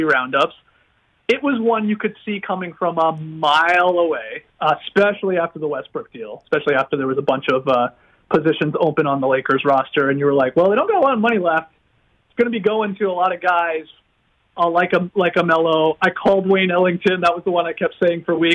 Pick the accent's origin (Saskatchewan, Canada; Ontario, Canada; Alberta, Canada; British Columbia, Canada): Ontario, Canada; Stratford; I grew up in Stratford, Ontario